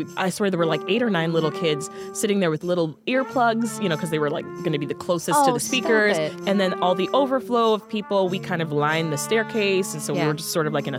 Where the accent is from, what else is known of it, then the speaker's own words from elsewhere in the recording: Toronto, Ontario, Canada; moved away as an adult; also born or lived in Jamaica; now in Washington, D.C., United States; So I moved here from Toronto. Mm-hmm. I was raised in Toronto. I spent more than 2 decades there. I was born in Jamaica.